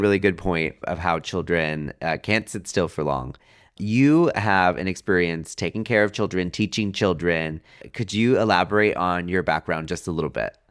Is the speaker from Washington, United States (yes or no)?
no; Riverside, California, United States; moved away; back in my hometown of Riverside